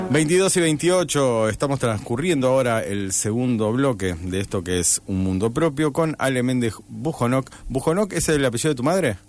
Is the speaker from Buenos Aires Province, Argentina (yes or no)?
no; Rosario, Santa Fe, Argentina; se nota que soy demasiado rosarino.